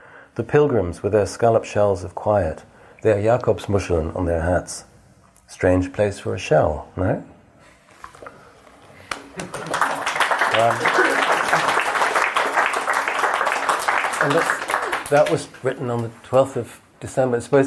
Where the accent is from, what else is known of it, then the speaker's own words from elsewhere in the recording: England, United Kingdom; being English